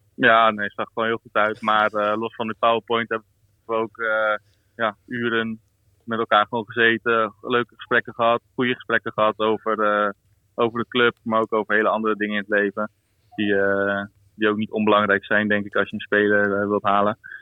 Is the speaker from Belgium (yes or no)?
no; Netherlands; moved away as an adult; now in South Africa; als Nederlander ben ik een beetje opgegroeid eh, met ook een beetje regen en een beetje wind.